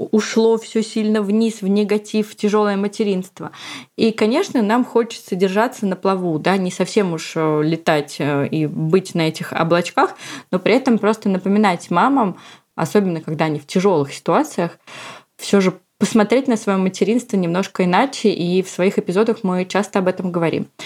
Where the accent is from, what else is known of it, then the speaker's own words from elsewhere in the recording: Moscow, Russia; я из Москвы и мама озорного и любознательного мальчика Степы